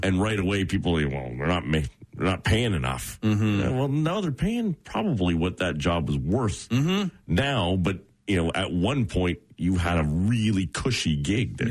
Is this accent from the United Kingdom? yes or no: no; Oshawa, Ontario, Canada; I grew up in Oshawa, so there's a very heavy union mentality